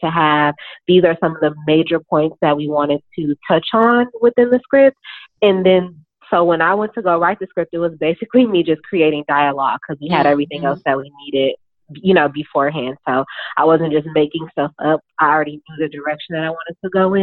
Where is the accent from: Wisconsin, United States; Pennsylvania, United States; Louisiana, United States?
Wisconsin, United States; Milwaukee; moved away as an adult; also born or lived in Chicago, Illinois; now in Brooklyn, United States; I'm from Milwaukee, Wisconsin. That's where I was born, and I lived there until I left for school.